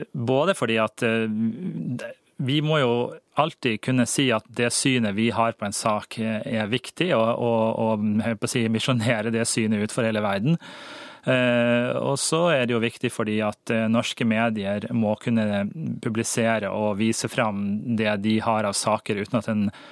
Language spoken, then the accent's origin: Norwegian; Norway; jeg er nordmann